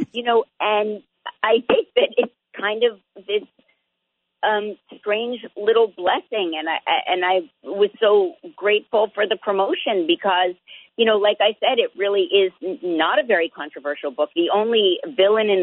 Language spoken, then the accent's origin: English; New Jersey, United States; We're from neighboring hometowns